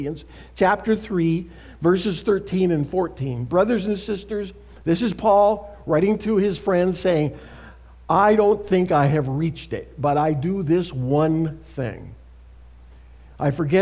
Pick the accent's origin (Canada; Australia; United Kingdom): Canada; moved away as an adult; also born or lived in Saskatoon, Saskatchewan; now in United States; Canada, my home and native land. Have I mentioned I'm a Canadian?